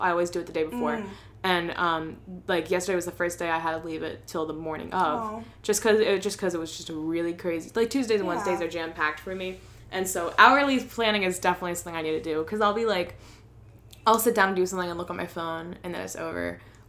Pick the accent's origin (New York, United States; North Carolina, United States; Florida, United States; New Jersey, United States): New Jersey, United States; now in Boston, United States; I am from New Jersey, which was really bad, and now it's a very safe state to be in.